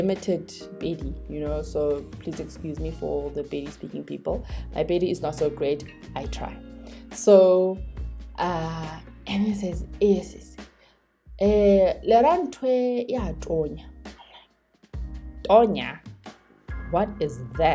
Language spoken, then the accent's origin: English; Johannesburg, Gauteng, South Africa; I was born and raised in Soweto